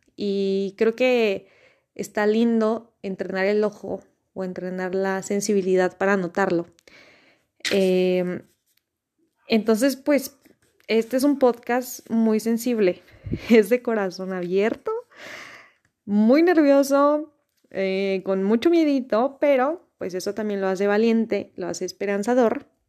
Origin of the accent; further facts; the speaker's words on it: Mexico; soy mexicana